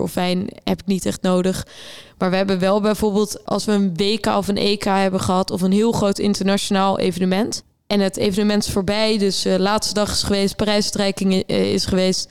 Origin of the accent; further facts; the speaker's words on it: Rotterdam, South Holland, Netherlands; ik kom uit Rotterdam